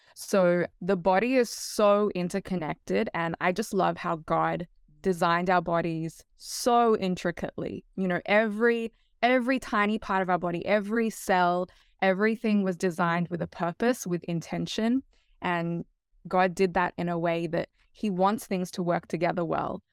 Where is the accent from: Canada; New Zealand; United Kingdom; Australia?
Australia; moved away as an adult; now in Hawaii, United States; I actually grew up, I was raised in Australia and came over here